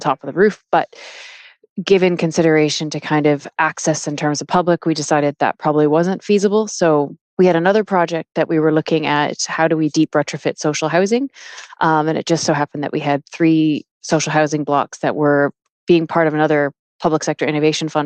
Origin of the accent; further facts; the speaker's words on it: Canada; now in Dublin, Ireland; I am Canadian